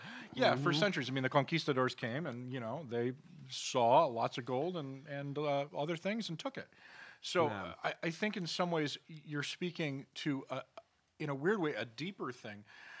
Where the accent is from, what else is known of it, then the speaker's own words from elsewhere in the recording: Scotland, United Kingdom; now in United States; And what's interesting is that while we in America, we are an immigrant nation, you know, I came here from Scotland, you know, you you know, are Latino and Jewish, you know what I mean?